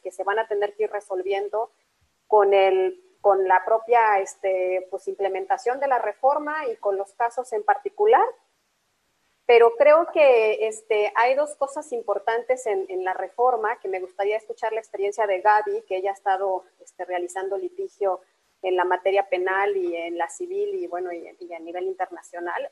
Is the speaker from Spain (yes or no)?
no; Mexico